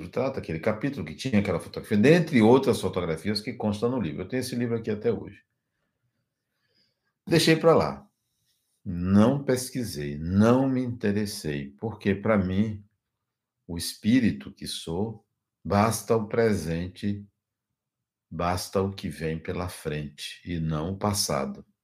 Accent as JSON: {"language": "Portuguese", "town": "Ashfield", "region": "Massachusetts", "country": "United States", "tie": "born there", "also_born_or_lived": "Leipzig, Germany", "said": "Fui ao estado de Massachusetts, Massachusetts, fui à cidade onde nasci, Ashfield, fui à prefeitura, busquei registros, busquei informações"}